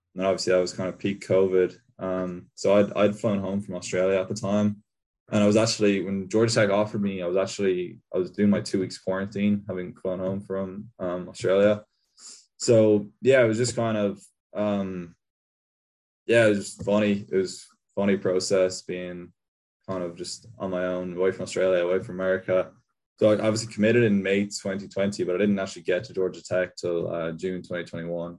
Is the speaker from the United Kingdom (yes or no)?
no; Castleisland, Munster, Ireland; moved away as an adult; I'm from Castle Island, so it's in Kerry, it's kind of in the southwest, so it's really football country.